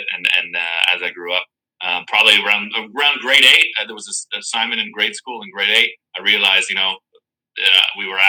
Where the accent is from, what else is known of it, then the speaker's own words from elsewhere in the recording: Windsor, Ontario, Canada; I grew up in Windsor, so right next to Detroit.